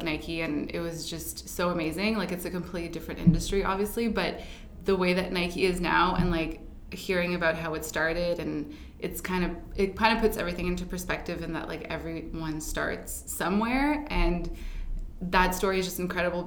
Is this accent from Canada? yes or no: yes; Ottawa, Ontario, Canada; moved away as an adult; now in Toronto, Canada; I grew up in Ottawa